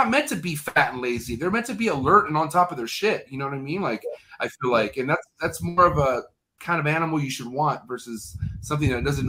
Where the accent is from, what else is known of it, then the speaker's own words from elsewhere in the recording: United States; I'm American